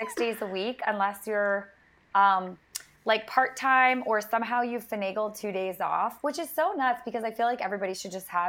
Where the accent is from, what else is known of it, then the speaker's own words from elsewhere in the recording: Rhode Island, United States; moved away as an adult; also born or lived in Nashville; I grew up in Rhode Island. I went to school in Nashville at Belmont University for entertainment and music business.